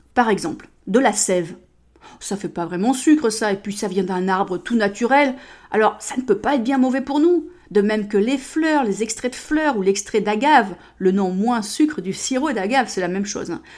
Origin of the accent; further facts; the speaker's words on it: United States; moved away; chez moi aux États-Unis